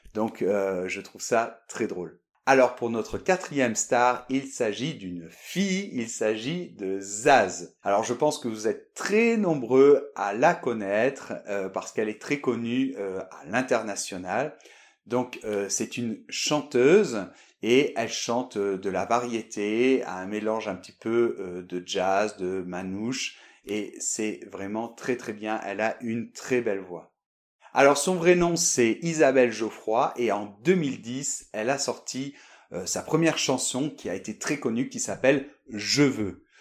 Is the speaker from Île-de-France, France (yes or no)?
no; Bordeaux, Nouvelle-Aquitaine, France; now in Madrid, Spain; je suis de Bordeaux